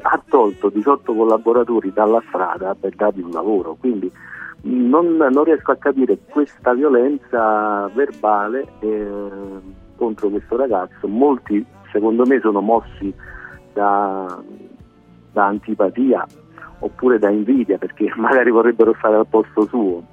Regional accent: Naples, Campania, Italy; da napoletano

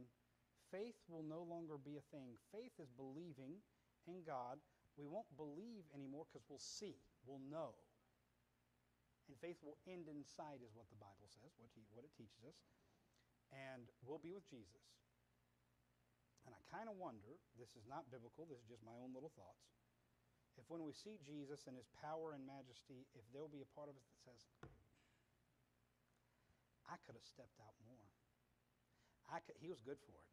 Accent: Atlanta, Georgia, United States; I grew up in Atlanta, Georgia, born and raised

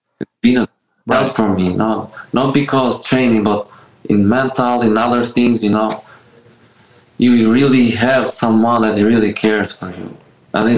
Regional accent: Albania; now in Miami, United States; I grew up in Albania.

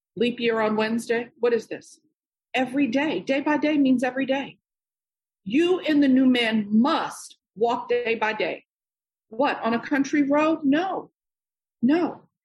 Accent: New York, United States; I'm born and raised in New York.

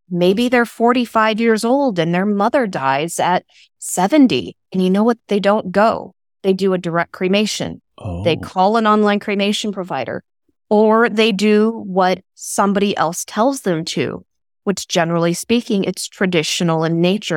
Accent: West Coast, United States; I grew up on the West Coast

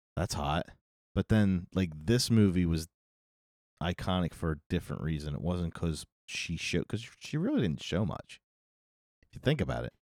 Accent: United States; we have an issue with nudity in this country

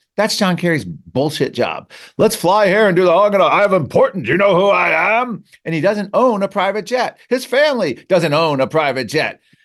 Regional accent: McLean, Virginia, United States; moved away; I grew up in Fairfax County. I'm, I'm a McLean

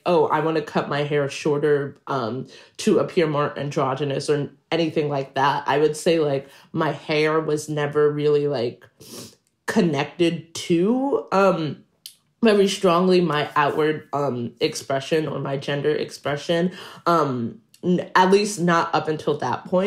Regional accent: New York City, New York, United States; I'm Black, I'm non-binary, and I grew up in Queens, New York

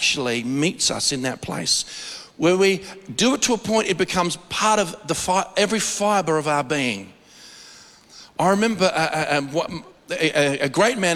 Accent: Australia

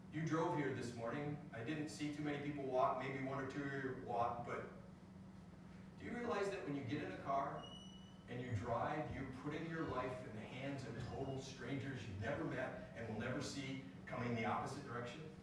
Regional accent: United States; I'm born an American

